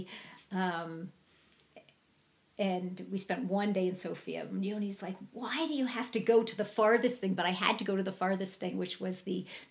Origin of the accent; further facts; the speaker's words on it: Virginia, United States; moved away; I'm from Virginia